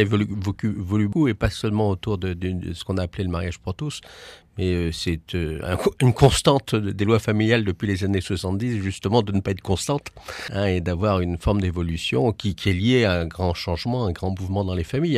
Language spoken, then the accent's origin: French; Paris, Île-de-France, France; je suis parisien